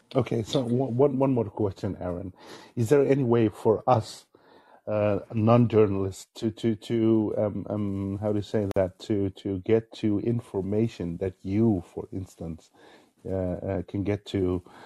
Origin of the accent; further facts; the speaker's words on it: Netherlands; I'm from the Netherlands